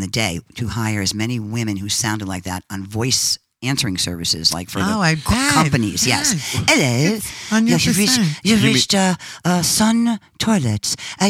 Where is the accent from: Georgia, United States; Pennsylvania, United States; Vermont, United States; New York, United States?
New York, United States; Mount Vernon; He from Mount Vernon, New York, where I'm my hometown